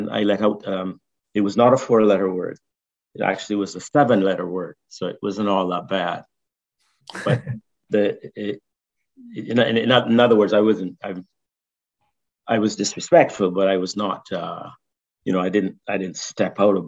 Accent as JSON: {"language": "English", "country": "Barbados", "tie": "born or raised there", "moved": "yes", "said": "When I was growing up in Barbados, I sang in the cathedral choir"}